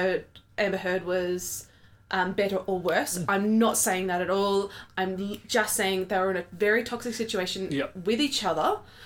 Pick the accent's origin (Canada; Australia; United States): Australia; now in New Zealand; being a Australian who grew up with not knowing many New Zealanders and now living here and know all of the New Zealanders.